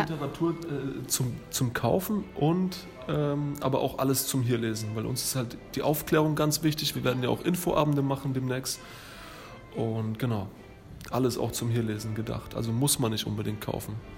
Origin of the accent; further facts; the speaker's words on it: Thuringia, Germany; also born or lived in Lower Franconia, Bavaria; now in Würzburg area, Germany; Ich bin ursprünglich in Thüringen geboren, wohne aber jetzt acht Jahre hier in der Gegend und ähm, schon über 13 Jahre in Unterfranken